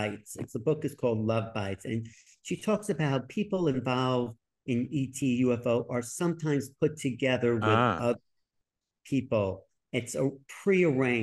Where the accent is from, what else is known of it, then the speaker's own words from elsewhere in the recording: New York, United States; I was from New York